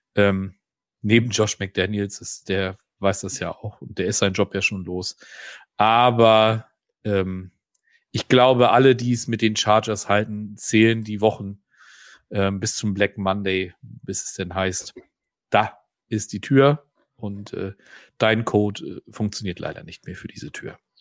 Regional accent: Northern Germany, Germany; hier bei uns im Norden

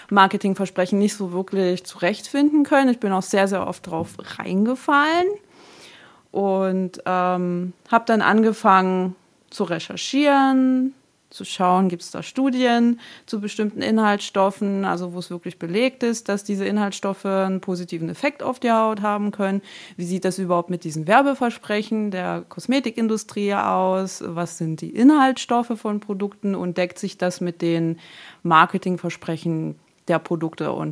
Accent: Germany; also born or lived in Taraz (Jambyl), Kazakhstan; now in Heidenau, Germany; 33 Jahre alt und ich wohne in Heidenau, das ist in der Nähe von Dresden. Und ursprünglich komme ich aus Kasachstan, bin in Jambul geboren und ja, lebe jetzt seit ich eigentlich sechs bin hier in Deutschland.

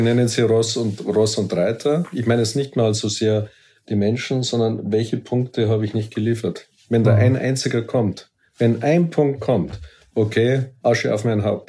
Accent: Munich, Bavaria, Germany; für mich war als Münchner

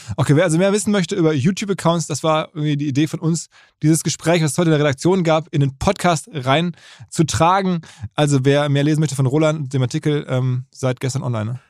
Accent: Essen, North Rhine-Westphalia, Germany; in Essen, wo ich herkomme

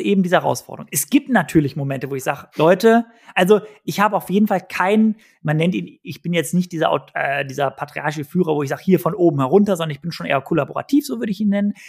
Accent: Cologne, North Rhine-Westphalia, Germany; Ich bin als Kölsche Frohnatur geboren worden

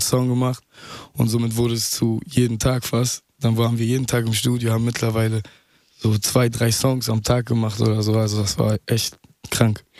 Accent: Mülheim an der Ruhr, North Rhine-Westphalia, Germany; also born or lived in Duisburg / Essen; now in Berlin, Germany; geboren in Duisburg, aufgewachsen in Mülheim, irgendwann mit drei Jahren dorthin gezogen und äh, anschließend dann in Essen gelandet

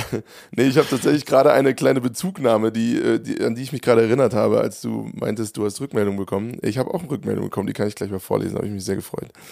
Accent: Hofheim am Taunus, Hesse, Germany; meiner Heimat

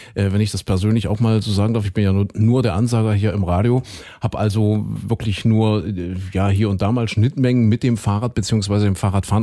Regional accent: eastern Germany, Germany; hier bei uns im Osten

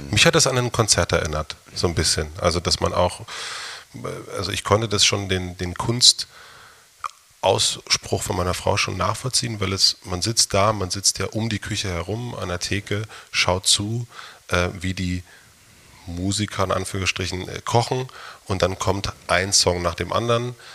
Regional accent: East Germany, Germany; ich bin auch in der DDR groß geworden

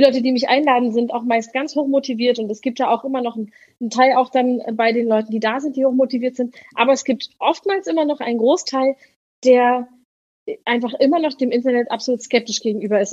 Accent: Berlin, Germany; ich komme aus Berlin, bin 33 Jahre alt und arbeite als Pfarrerin im Kirchenkreis Tempelhof-Schöneberg.

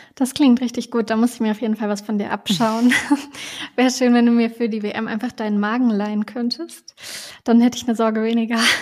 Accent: Duderstadt, Lower Saxony, Germany; moved away; in Duderstadt, also in meiner Heimatstadt

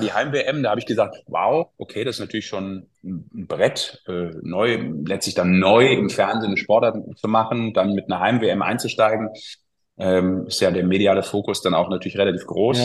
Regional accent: Düsseldorf, North Rhine-Westphalia, Germany; als Düsseldorfer

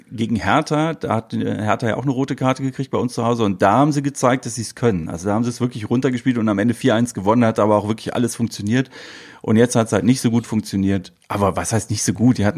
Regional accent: Düsseldorf, North Rhine-Westphalia, Germany; Straight Outer Düsseldorf

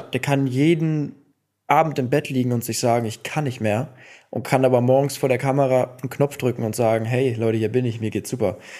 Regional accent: Cologne, North Rhine-Westphalia, Germany; ich komme ja auch aus Köln

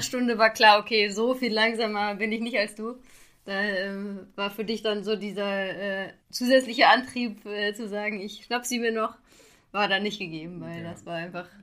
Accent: Xanten, North Rhine-Westphalia, Germany; in Xanten bin ich zur Schule gegangen und deshalb ist das quasi fast meine Heimat

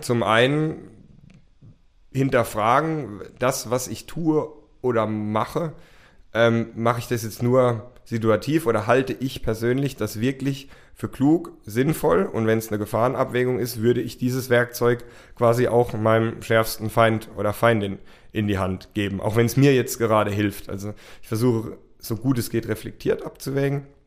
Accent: Rhineland-Palatinate, Germany; also born or lived in United States; es wird doch die Pfalz und es wird doch ähm, mein Heimatort

